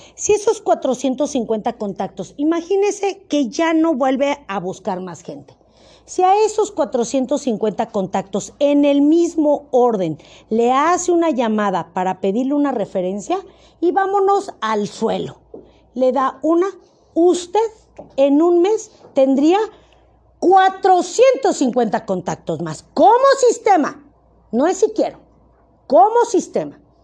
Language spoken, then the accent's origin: Spanish; Mexico; Como buen mexicano